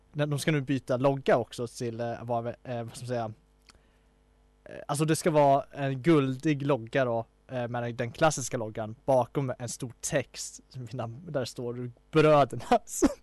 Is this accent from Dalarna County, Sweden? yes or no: yes; Falun, Dalarna County, Sweden; jag är från Falun